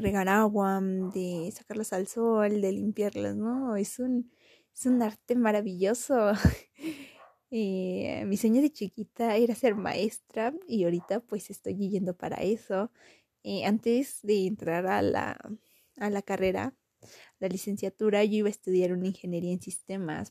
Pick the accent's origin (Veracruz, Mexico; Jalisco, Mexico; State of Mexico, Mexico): State of Mexico, Mexico; Toluca; Soy originaria de Toluca eh, y vivo en Toluca